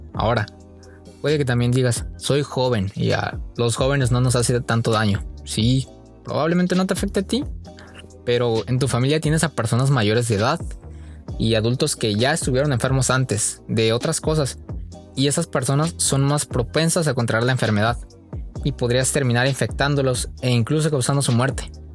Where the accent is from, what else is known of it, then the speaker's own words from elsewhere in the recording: Oaxaca, Mexico; moved away as an adult; now in Tijuana, Mexico; soy de la más bonita Oaxaca. Cada que la escuela da vacaciones, mi mayor anhelo es regresar a mi pueblo